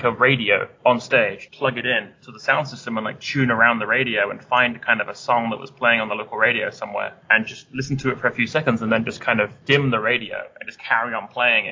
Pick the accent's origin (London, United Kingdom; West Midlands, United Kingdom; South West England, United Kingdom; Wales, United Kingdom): South West England, United Kingdom; Devon; I grew up in Devon